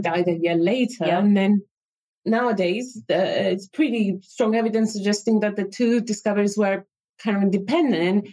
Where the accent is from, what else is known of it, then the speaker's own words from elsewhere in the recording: Cyprus; moved away as an adult; I lived mm, uh, yeah. quite old in Cyprus and, and then moved here.